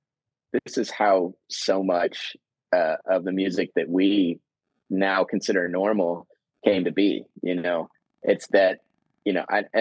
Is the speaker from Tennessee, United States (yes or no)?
yes; Nashville, Tennessee, United States; I grew up in Nashville